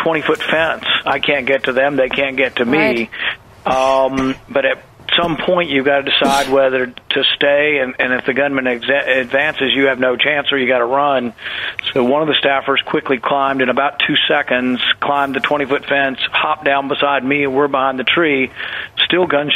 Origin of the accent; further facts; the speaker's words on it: the South, United States; moved away; I grew up in the South